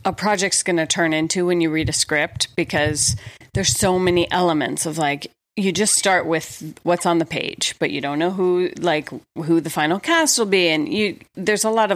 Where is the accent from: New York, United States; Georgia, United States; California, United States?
Georgia, United States; Atlanta; moved away; I grew up in Atlanta, Georgia